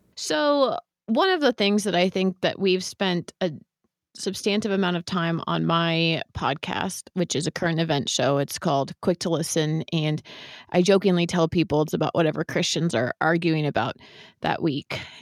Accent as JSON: {"language": "English", "area": "San Francisco Bay Area", "region": "California", "country": "United States", "tie": "born or raised there", "said": "I grew up in the San Francisco Bay Area, which is where my parents"}